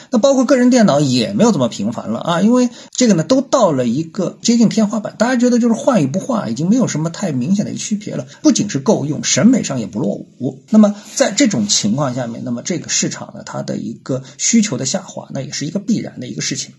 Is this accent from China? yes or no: yes; China; 作为中国人